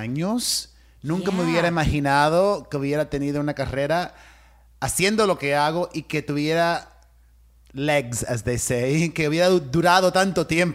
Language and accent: English; Miami, Florida, United States; growing up in Miami, my Cuban immigrant parents